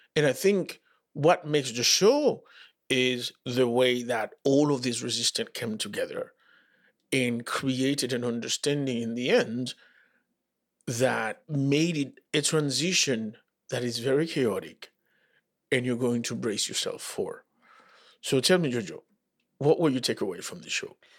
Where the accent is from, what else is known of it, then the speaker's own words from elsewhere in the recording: Dominican Republic; moved away; also born or lived in Santo Domingo; I grew up in the Dominican Republic